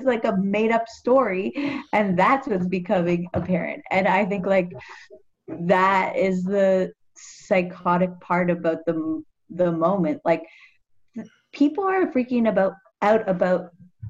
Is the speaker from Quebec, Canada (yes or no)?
no; Toronto, Ontario, Canada; I grew up in like Bloor West Village